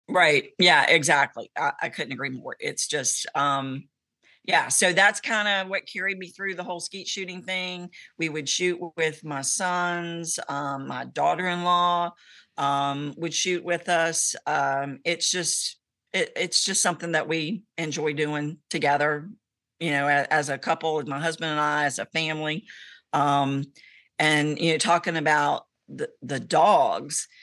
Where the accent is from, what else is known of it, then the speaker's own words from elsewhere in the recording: Abingdon, Virginia, United States; I am from Abington, Virginia, which is central Virginia